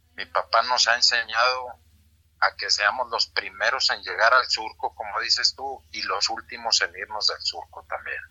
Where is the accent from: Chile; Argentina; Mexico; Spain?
Mexico; somos mexicanos y producimos bueno también aquí en México